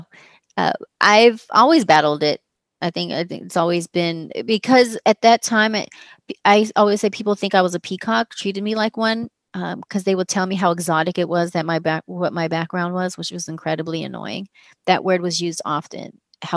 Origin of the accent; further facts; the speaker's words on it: Long Beach, California, United States; moved away as an adult; also born or lived in Washington, D.C.; grew up in Long Beach. I grew up in North Long Beach